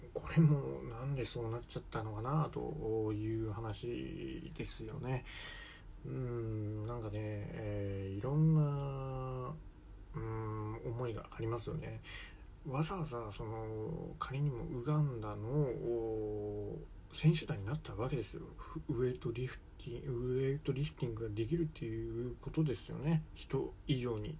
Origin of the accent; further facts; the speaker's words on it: Japan; 日本人の我々